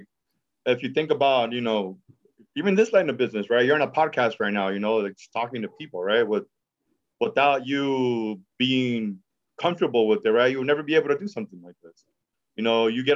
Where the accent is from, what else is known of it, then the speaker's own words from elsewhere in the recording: Oxnard, California, United States; also born or lived in San Diego; I'm from South Oxnard, right? That's where I grew up